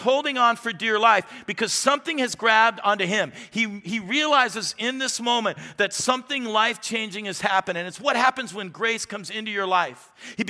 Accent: Phoenix, Arizona, United States; born there; So I was born in May 1967, don't do the math right now, do it later. I was born in that year. And I was born at the Arizona Children's Home in Phoenix, Arizona.

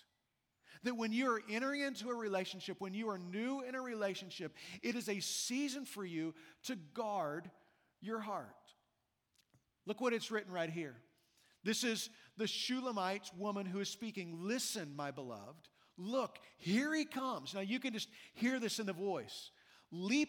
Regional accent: Midwest, United States; now in Las Vegas, United States; I've lived in Vegas now for 24 years. I grew up in the Midwest where the winters are brutal.

